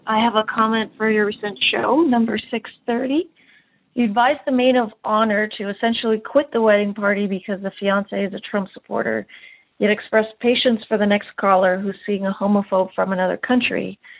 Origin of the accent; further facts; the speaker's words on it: Canada; Maybe it's because I'm Canadian